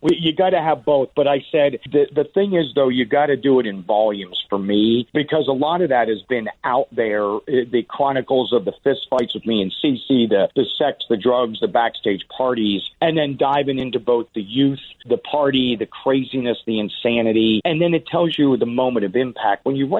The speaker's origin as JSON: {"language": "English", "town": "Pittsburgh", "region": "Pennsylvania", "country": "United States", "tie": "born or raised there", "also_born_or_lived": "Mechanicsburg", "said": "And growing up in Pennsylvania, I grew up in Pittsburgh, and then my dad was in the military, so we moved around a bit. We ended up at the Inland Naval Depot in Mechanicsburg or Harrisburg."}